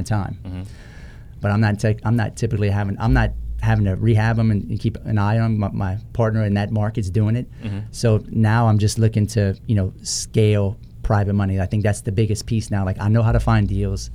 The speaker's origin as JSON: {"language": "English", "region": "South Louisiana", "country": "United States", "said": "I'm from South Louisiana"}